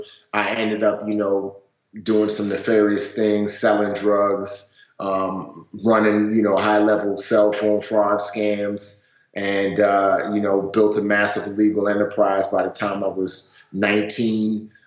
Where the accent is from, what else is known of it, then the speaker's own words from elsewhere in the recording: Nigeria; born there; Yeah, so I was born in Nigeria into a very wealthy family.